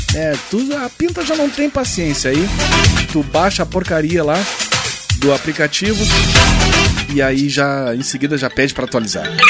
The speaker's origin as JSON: {"language": "Portuguese", "region": "Rio Grande do Sul", "country": "Brazil", "said": "a gente é gaúcho"}